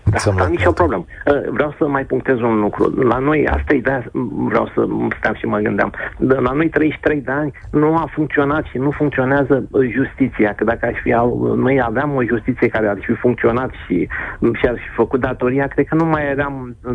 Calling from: Bucharest, Romania; din București

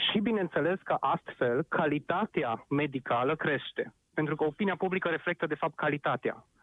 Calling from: Arad, Arad County, Romania; Vă sunt din Arad

